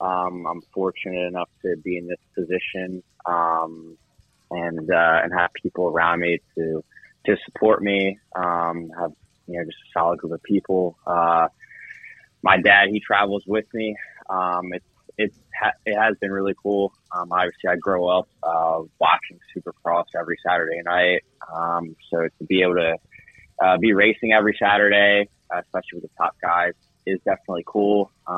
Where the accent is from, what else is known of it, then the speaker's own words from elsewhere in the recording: Maryland, United States; also born or lived in Florida; now in Clermont, Florida, United States; I'm from Maryland. That's where I grew up. That's where my entire family is. But I live in Florida.